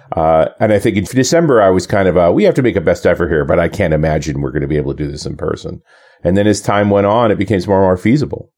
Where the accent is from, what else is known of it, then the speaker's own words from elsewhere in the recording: Canada; coming back to Canada as a Canadian